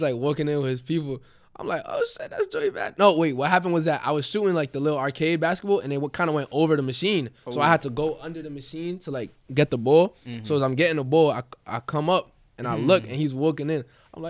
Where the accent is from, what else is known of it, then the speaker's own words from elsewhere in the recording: Queens, New York, United States; I'm from Queens.